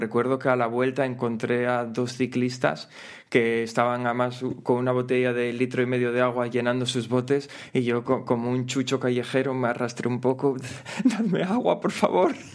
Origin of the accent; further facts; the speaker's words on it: Gijón, Asturias, Spain; yo soy de Gijón